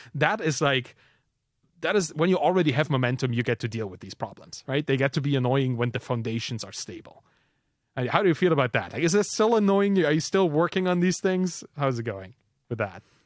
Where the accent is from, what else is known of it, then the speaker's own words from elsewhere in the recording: Germany; I'm from Germany